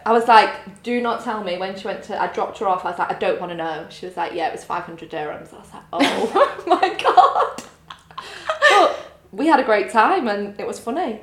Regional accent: Grimsby, Yorkshire and the Humber, United Kingdom; moved away as an adult; I'm from Grimsby.

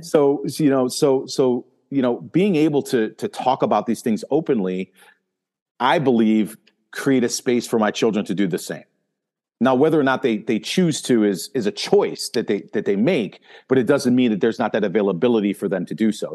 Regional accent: Northeast, United States; me growing up in the Northeast

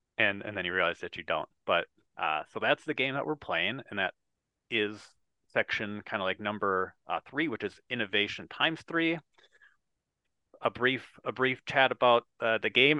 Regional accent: Wisconsin, United States; I am from Wisconsin

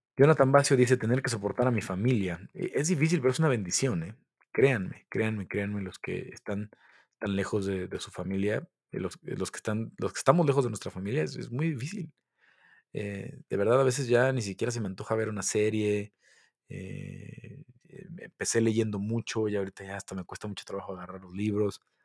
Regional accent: Mexico; soy mexicano

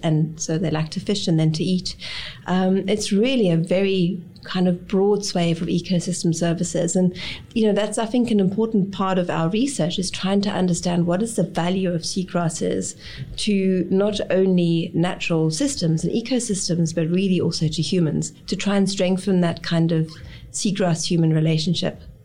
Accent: East Germany, Germany; now in South Africa; I grew up in East Germany

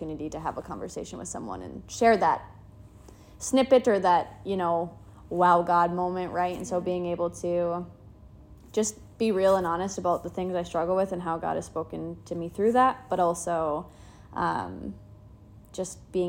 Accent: Duluth, Minnesota, United States; I am born and raised in Duluth. I have lived here my entire

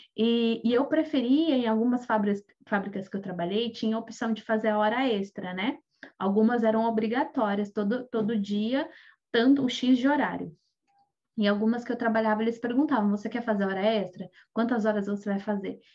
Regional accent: Brazil; moved away; muitos de nós que saímos do Brasil

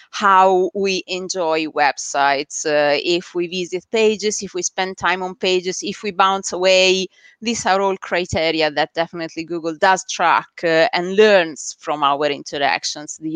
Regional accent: Italy; English is a second language; moved away as an adult; six years back in Italy. You can hear from my accent that I'm not originally, I wasn't originally born here. And yeah, back in Italy, we used to run uh, a marketing agency

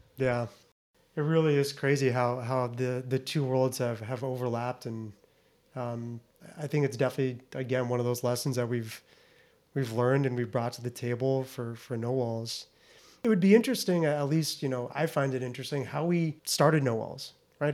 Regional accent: Naples, Florida, United States; moved away as an adult; also born or lived in Lewiston, Maine; born and raised in Naples, Florida.

